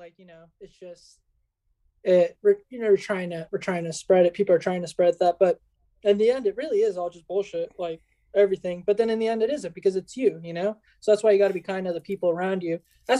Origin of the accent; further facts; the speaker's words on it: United States; born there; the fact that I was born in the United States determines some mm-hmm. things